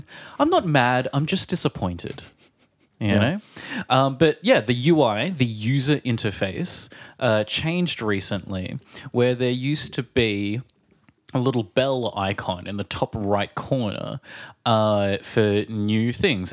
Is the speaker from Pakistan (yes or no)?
no; Australia; now in Prague, Czech Republic; from Australia